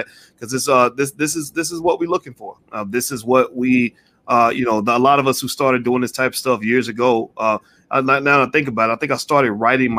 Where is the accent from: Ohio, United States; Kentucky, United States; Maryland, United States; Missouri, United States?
Kentucky, United States; Louisville; my hometown in Louisville